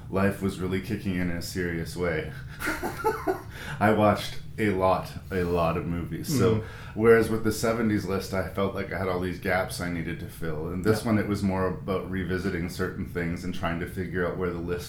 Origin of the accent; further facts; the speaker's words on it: Canada; I'm Canadian